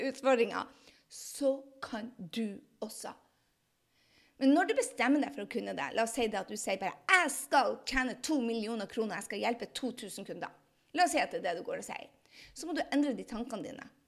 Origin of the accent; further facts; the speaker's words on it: Andøya, Nordland, Norway; Altså, jeg er fra Andøya.